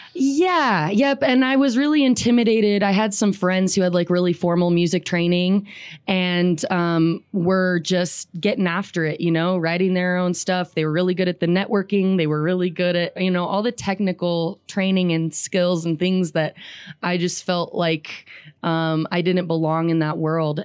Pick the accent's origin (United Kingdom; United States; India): United States; Riverton, Wyoming; I grew up in Riverton